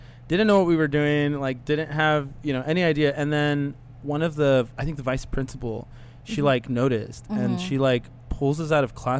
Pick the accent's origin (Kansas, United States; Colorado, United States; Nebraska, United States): Kansas, United States; Wichita; born or raised there; also born or lived in Los Angeles, California